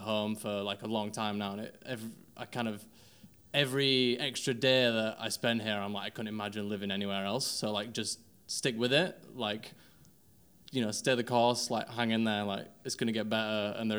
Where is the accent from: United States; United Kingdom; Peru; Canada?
United Kingdom; Wakefield, Yorkshire and the Humber; accent: northerner; now in London, United Kingdom; obviously I'm not from London, probably tell from the accent, also a fellow northerner in London, big up. So I'm from a place called Wakefield, West Yorkshire, near Leeds